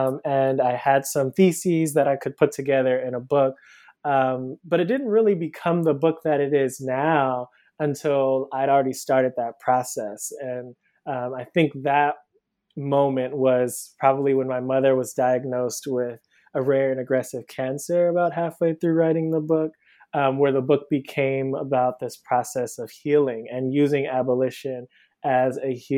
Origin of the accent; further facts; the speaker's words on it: Cleveland, Ohio, United States; now in Brooklyn, United States; So I'm originally from Cleveland, Ohio. I live in Brooklyn now. I moved here about 10 years ago for undergrad.